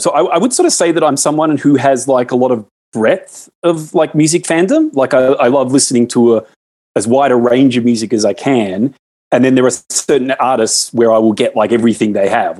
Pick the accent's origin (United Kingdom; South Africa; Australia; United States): Australia; as an Australian, is we watch all your American movies